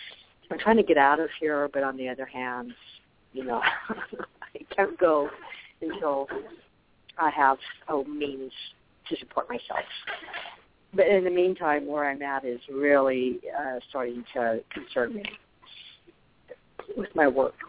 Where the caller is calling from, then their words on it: Arizona, United States; also born or lived in Colorado; I'm actually calling from Arizona, even though my area code is my old number in Colorado.